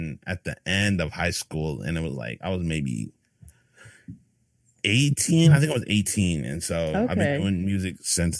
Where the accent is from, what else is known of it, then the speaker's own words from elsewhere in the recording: Mansfield, Texas, United States; also born or lived in Rowlett, Texas; I'm from Mansfield, Texas.